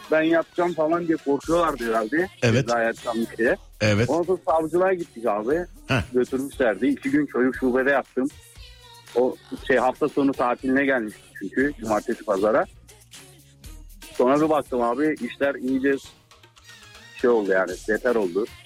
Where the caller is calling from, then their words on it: Bayraklı, İzmir, Turkey; İzmir Bayraklı abi. İzmir Bayraklı.